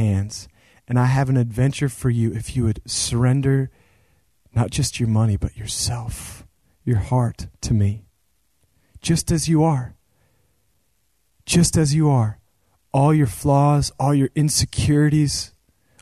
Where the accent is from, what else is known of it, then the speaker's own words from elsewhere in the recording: Central Oregon, United States; there was this ministry where I grew up in Central Oregon.